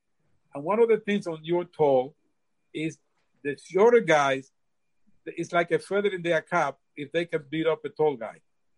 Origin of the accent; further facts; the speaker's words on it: Queens, New York, United States; where are you from?" I said, "I'm from Queens."